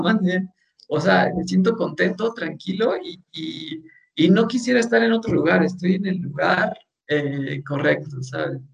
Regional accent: Mexico; nosotros como mexicanos

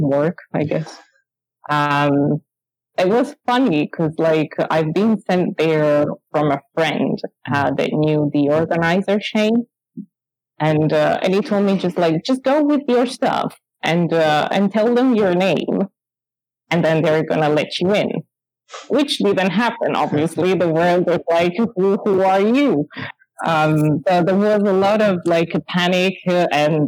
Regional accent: Italy; moved away as an adult; now in London, United Kingdom; I was moving from Italy. I moved into the UK, and then in London

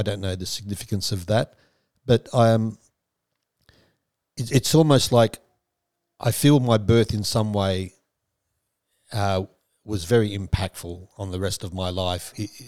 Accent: Perth, Western Australia, Australia; born there; So I was born in Perth, Western Australia, at a certain time, 1961, 5th of August, at 2:32 p.m.

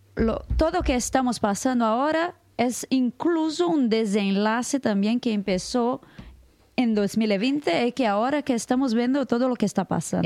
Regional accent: Brazil; Spanish is a second language; soy de Brasil

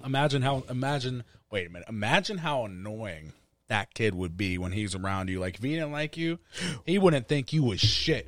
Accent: Wilkinsburg, Pennsylvania, United States; I'm not from Upper Saint Clair, dog, you know what I mean? From Wilkinsburg

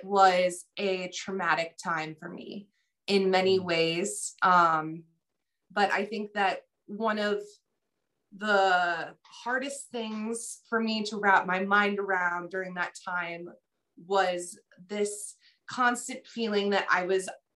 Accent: Chicago, Illinois, United States; I'm an author from Chicago, Illinois

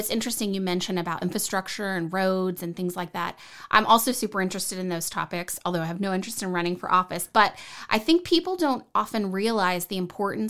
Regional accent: Texas, United States; moved away as an adult; I know I'm a transplant from Texas, moved here in 2003.

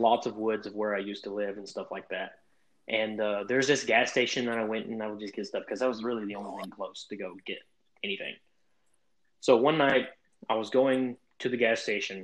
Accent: Crossville, United States; my hometown of Crossville

